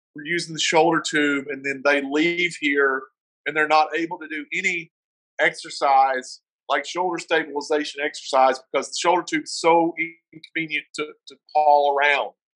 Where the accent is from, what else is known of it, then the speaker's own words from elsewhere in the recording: the South, United States; accent: southern; now in Colorado, United States; I'm from the South